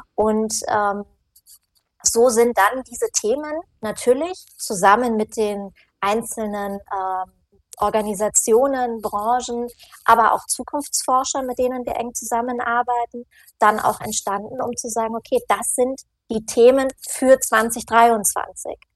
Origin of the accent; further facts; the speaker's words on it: Northern Germany, Germany; now in Munich, Germany; ich komme aus Norddeutschland und das Bayerisch liegt mir nicht ganz so